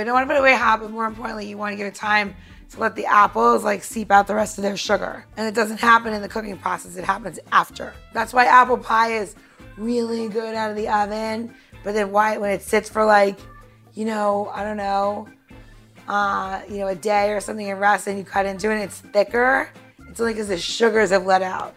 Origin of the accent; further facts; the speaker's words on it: New York, United States; growing up in New York